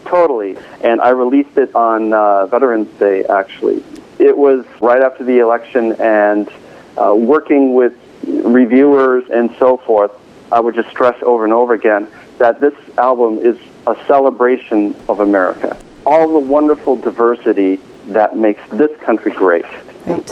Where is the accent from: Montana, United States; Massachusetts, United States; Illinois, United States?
Illinois, United States; Chicago; moved away as an adult; also born or lived in California; now in Boston, United States; I'm a California native, but I grew up in the Midwest, in the Chicago area.